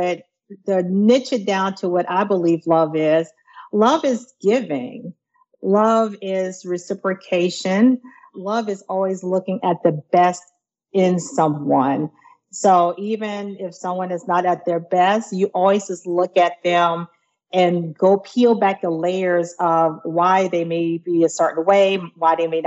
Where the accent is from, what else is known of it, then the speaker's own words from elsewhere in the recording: near Charleston, South Carolina, United States; moved away; We are from South Carolina, a place near near Charleston, South Carolina. So we're a good country folks.